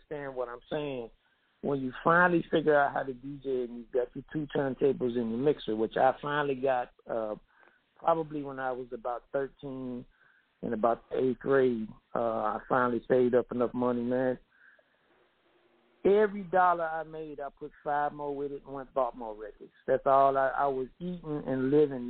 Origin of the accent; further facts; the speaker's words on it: Gadsden, Tennessee, United States; now in Memphis, United States; I'm actually from the country, man, from an itty-bitty small town called Gadsden, Tennessee.